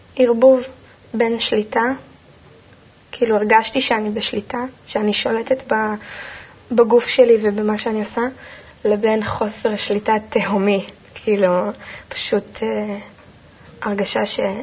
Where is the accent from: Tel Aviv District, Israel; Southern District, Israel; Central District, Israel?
Central District, Israel; Kfar Saba; also born or lived in Haifa / Karmiel; בגיל שנתיים וחצי בערך עברתי עם ההורים לגור בכפר סבא, ושם בעצם מבחינתי הכל התחיל